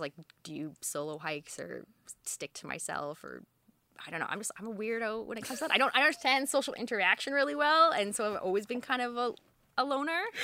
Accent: Alberta, Canada; moved away as an adult; also born or lived in Edmonton / Toronto; now in Halifax, Canada; I grew up in Alberta all over

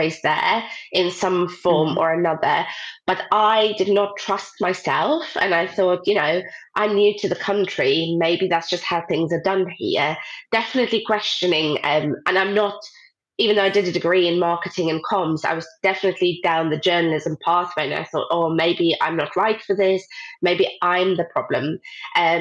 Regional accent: South Africa; moved away as an adult; now in United Kingdom; I grew up in South Africa and that's what I went to study

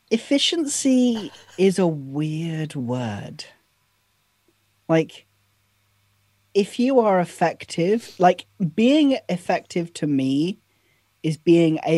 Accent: United Kingdom; I am, I am British after all.

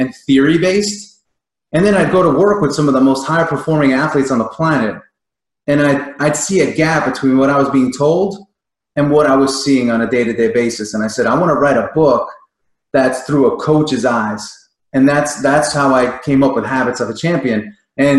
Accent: New York, United States; being a kid growing up in New York

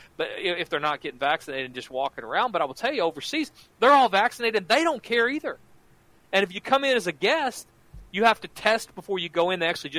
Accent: Oklahoma, United States; moved away; We're both from Oklahoma

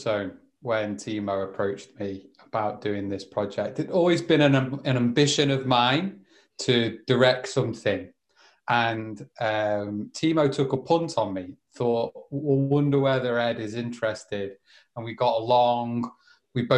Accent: Liverpool, North West England, United Kingdom; moved away as an adult; also born or lived in Madrid, Spain; I'm back in the northwest of England for the foreseeable. So yeah, that's where I grew up in Liverpool

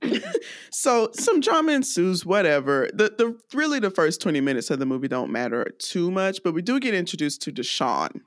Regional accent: DeKalb County, Georgia, United States; also born or lived in Greenville, Alabama; I grew up in DeKalb County, Georgia

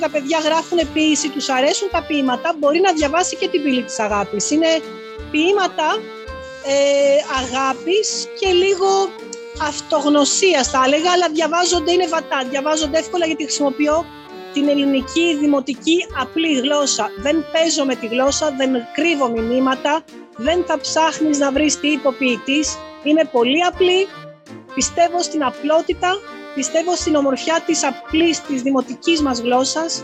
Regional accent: Greece; Είμαι περήφανη και είμαι περήφανη που είμαι Ελληνίδα και αυτό το, το επικοινωνώ στο εξωτερικό.

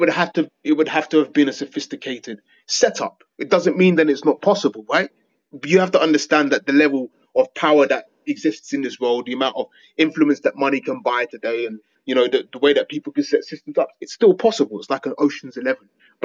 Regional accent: England, United Kingdom; I'm not American, I'm English

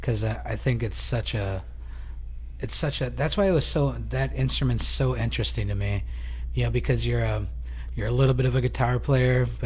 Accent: Kaukauna, Wisconsin, United States; I'm from Kakona

